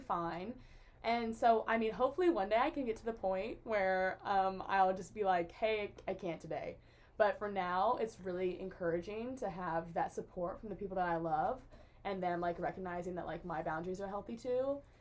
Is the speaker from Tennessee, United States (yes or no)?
yes; Jackson, Tennessee, United States; I'm from Jackson, Tennessee, which is near Memphis. Um, it's like in West Tennessee.